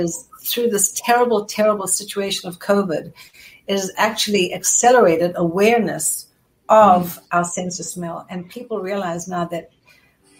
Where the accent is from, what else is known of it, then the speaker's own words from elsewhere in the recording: South Africa; moved away as an adult; now in United States; growing up in South Africa